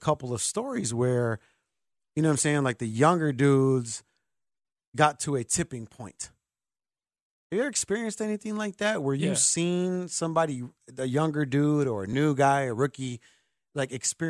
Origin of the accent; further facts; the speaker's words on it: Chicago, Illinois, United States; I'm a city boy. You know I'm born and raised in Chicago